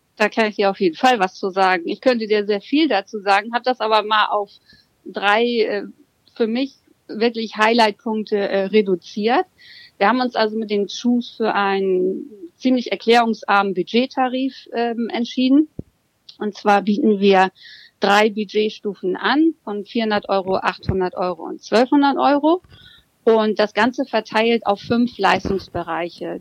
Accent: Hamburg, Germany; ich bin gebürtige Hamburger Dern und lebe und arbeite entsprechend mit Mann und Hund hier mitten in Hamburg

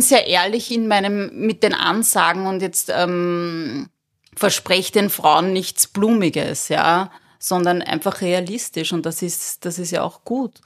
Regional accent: Berndorf, Lower Austria, Austria; moved away; also born or lived in Zimbabwe; ich war vier Jahre alt, sind wir von Simbabwe nach Berndorf gezogen

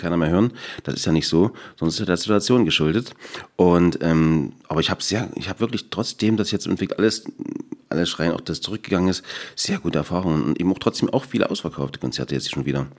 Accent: Erzgebirge, Saxony, Germany; ich bin durch und durch Erzgebirger

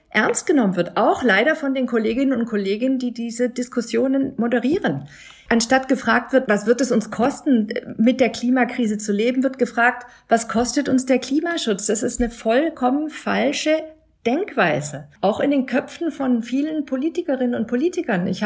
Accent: Berlin, Germany; Also ich als Berlinerin weiß, nach einem Starkgewitter gehe ich da nicht baden

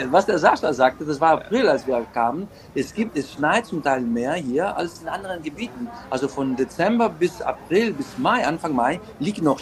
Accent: Athens, Attica, Greece; moved away as an adult; now in Crete, Greece; Ja, ich bin in Athen geboren, auch aufgewachsen bis 18 Jahren.

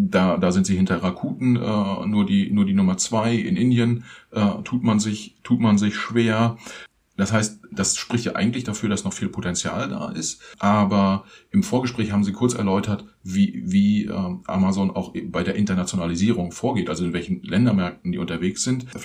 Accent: Germany; Das ist für uns als Deutsche irgendwie schon auch so ein bisschen überraschend

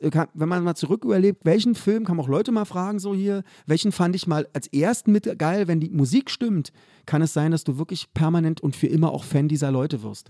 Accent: Berlin, Germany; der Club bei uns in Köpenick

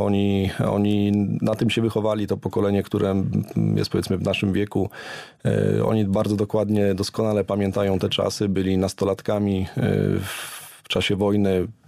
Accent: Poland; jesteśmy z Polski

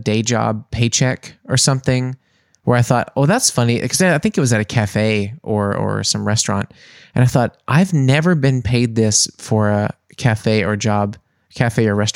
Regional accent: Mississippi, United States; moved away as an adult; also born or lived in New Orleans; now in Germany; I was also from Mississippi

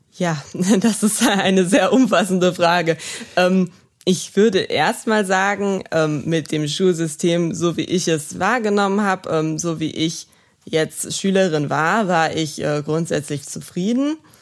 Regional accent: Neuwied, Rhineland-Palatinate, Germany; wo ich noch eine schnelle Anbindung an meine Heimat habe, weil ich ähm, wirklich mich hier wohlfühle und auch die Kontakte, die ich hier habe in Neuwied

